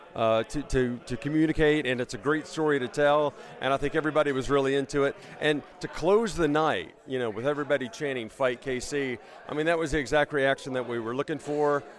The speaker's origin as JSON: {"language": "English", "town": "Memphis", "region": "Tennessee", "country": "United States", "tie": "born or raised there", "moved": "yes", "said": "I grew up in Memphis"}